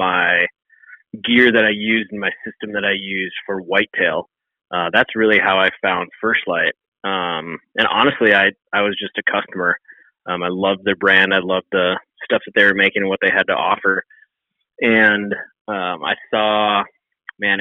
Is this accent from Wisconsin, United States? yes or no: yes; Wisconsin, United States; I grew up in the Midwest, born in Wisconsin, spent the majority of my life in the state of Wisconsin.